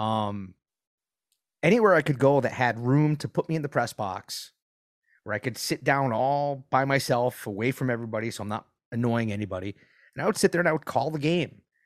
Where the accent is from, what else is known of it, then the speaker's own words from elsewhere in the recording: Providence, Rhode Island, United States; now in Gainesville, United States; I grew up in Providence